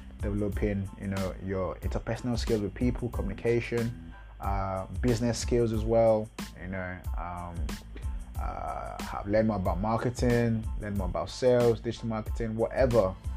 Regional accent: Nigeria; I'm a Nigerian. I live in Lagos right now, Lagos, Nigeria

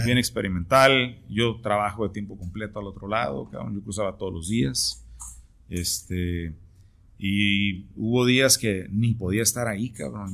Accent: Tijuana, Baja California, Mexico; todos los que somos de Tijuana

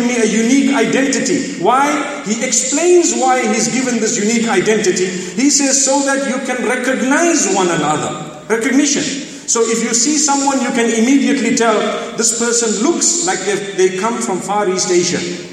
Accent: Zimbabwe; I hold a nationality that is African. And I am proud of being a Zimbabwean

